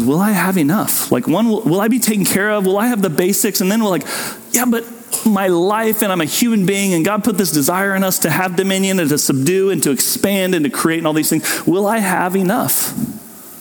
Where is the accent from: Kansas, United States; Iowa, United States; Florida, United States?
Kansas, United States; Southwest; old ladies I grew up with in Southwest Kansas